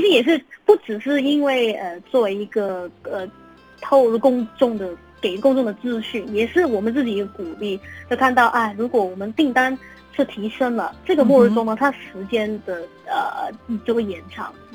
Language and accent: Chinese; Hong Kong; 利用了我们香港人的现金